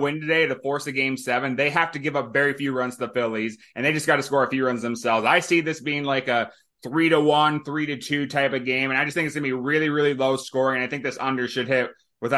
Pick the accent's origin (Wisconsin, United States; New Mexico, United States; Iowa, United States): Iowa, United States; I grew up in Iowa.